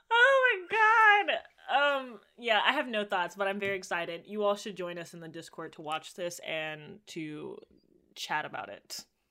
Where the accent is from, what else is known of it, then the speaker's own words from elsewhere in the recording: Jamaica; as a Jamaican